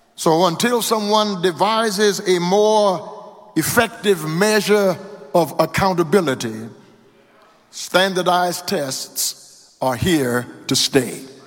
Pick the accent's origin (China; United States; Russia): United States; Louisiana; now in Houston, United States; My home state of Louisiana